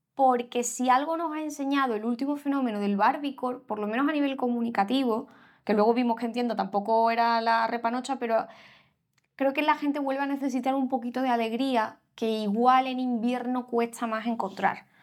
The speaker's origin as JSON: {"language": "Spanish", "town": "Seville", "region": "Andalusia", "country": "Spain", "said": "somos los dos de Sevilla"}